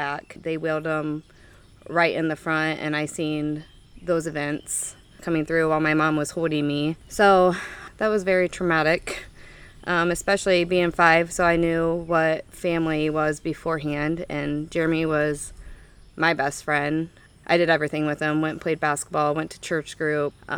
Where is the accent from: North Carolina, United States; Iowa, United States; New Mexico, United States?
Iowa, United States; Ottumwa; also born or lived in Albia, Iowa / Kirksville; I'm from Ottumwa, born and raised